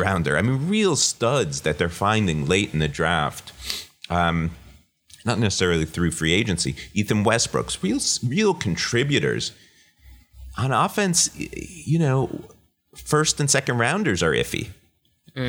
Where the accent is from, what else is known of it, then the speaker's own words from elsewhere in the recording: Paramus, New Jersey, United States; now in Los Angeles, United States; I grew up in Paramus.